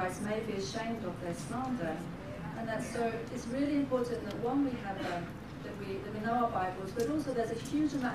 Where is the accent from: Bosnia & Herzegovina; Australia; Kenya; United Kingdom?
United Kingdom; London; now in Stockholm, Sweden; So I'm from London, but now I live in Stockholm.